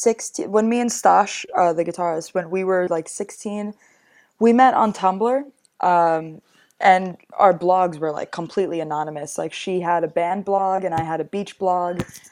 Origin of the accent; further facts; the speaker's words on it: New York, United States; I was like, I'm 16. I'm from New York.